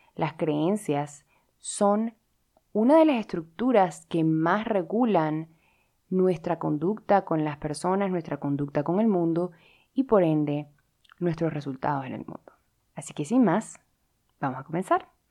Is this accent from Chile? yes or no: no; Venezuela; yo como venezolana